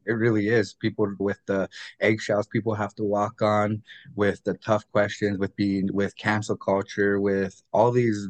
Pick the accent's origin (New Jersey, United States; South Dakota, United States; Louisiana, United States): South Dakota, United States; Lower Brule; also born or lived in Bismarck; but I grew up in many different places. Lower Brew is my hometown. I was actually born in North Dakota in Bismarck.